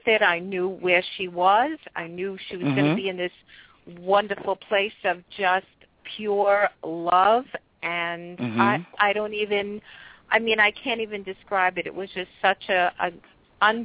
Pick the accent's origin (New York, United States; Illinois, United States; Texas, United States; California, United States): New York, United States; New York City; I'm from New York City. New York